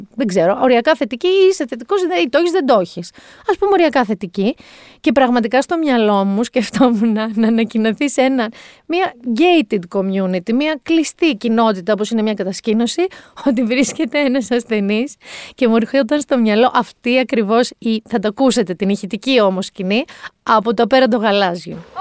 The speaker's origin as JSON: {"language": "Greek", "area": "Mani", "region": "Peloponnese", "country": "Greece", "said": "Εγώ κατάγαμε από ένα μέρο, είμαι από Μάνη"}